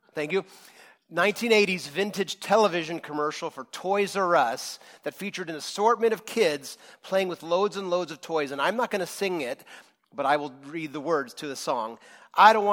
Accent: Rohnert Park, California, United States; I grew up in Rohnert Park in the 80s.

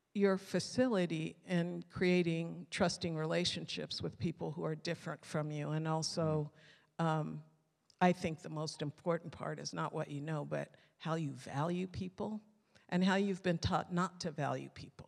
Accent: Mountain View, California, United States; also born or lived in Tulare / San Jose; until I was nine, I was raised in Mountain View

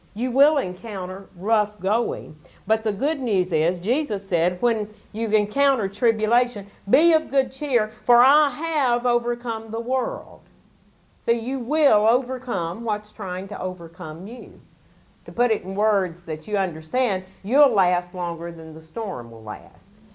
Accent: Alabama, United States; I was born in Alabama

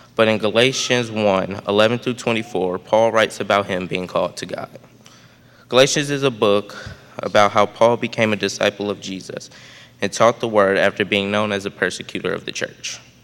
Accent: St. Louis, Missouri, United States; I was born on March of 2008 and was baptized two months later on May 25th, 2008, at Emmanuel Lutheran Chapel in St. Louis, Missouri

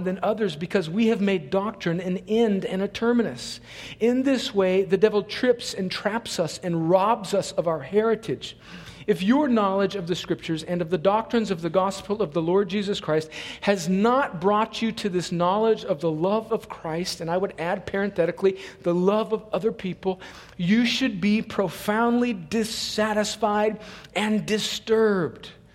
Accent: California, United States; now in Columbus, United States; I'm not from here. I'm originally from another country called California

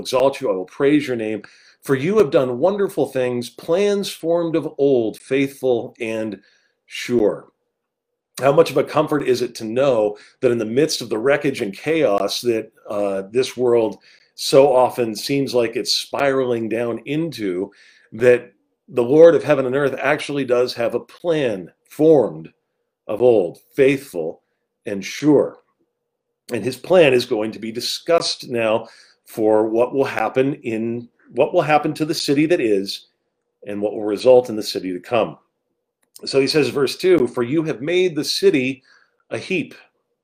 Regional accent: Rancho Cucamonga, California, United States; moved away; also born or lived in East Coast; I grew up in Southern California, about 45 minutes outside of Los Angeles in a city named Rancho Cucamonga

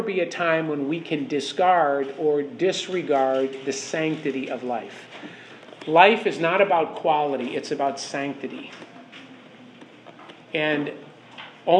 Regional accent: Chicago, Illinois, United States; I'm from Chicago

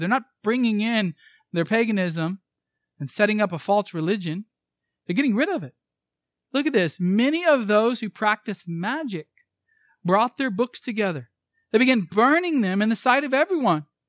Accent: United States

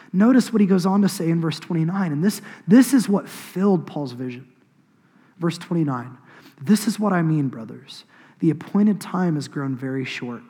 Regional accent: Choctaw, Oklahoma, United States; I grew up in Choctaw. I grew up on an acreage.

